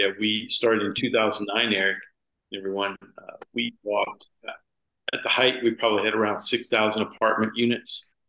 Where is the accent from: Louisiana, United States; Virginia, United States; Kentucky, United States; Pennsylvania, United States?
Louisiana, United States; South; moved away; also born or lived in Gulf Shores, Alabama; I grew up in South Louisiana.